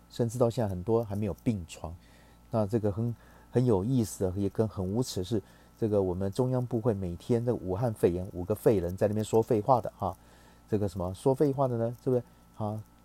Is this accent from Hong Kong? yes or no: no; Taiwan; 我们台湾人